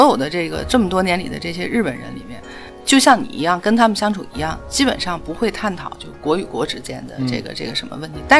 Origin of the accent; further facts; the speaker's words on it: Tianjin, China; 咱们是天津人，